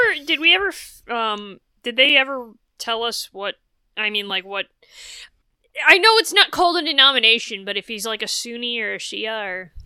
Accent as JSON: {"language": "English", "region": "New England", "country": "United States", "tie": "born or raised there", "said": "growing up in New England, a lot of congregational churches"}